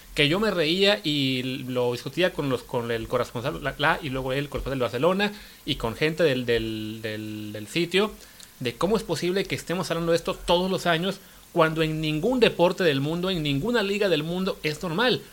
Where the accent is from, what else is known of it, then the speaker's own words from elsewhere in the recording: Mexico; como mexicanos